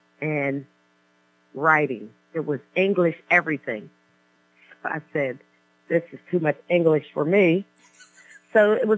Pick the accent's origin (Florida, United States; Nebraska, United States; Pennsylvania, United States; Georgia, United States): Pennsylvania, United States; McKeesport; Born and raised in the city of McKeesport.